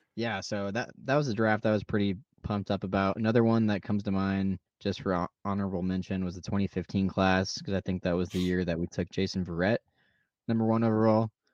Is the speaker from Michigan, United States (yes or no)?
no; Nebraska, United States; we're from Nebraska